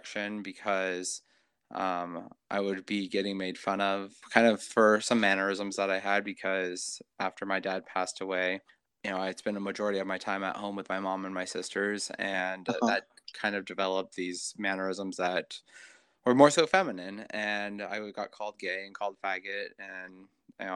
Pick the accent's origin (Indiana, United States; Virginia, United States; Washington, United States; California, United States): Washington, United States; also born or lived in Hawaii; I live in Kent, Washington. I was born in Hawaii. My dad was military, and I came to Washington with my mom and my sisters when I was 5. And my dad, since he was military, got transferred up to this area. So been here pretty much ever since.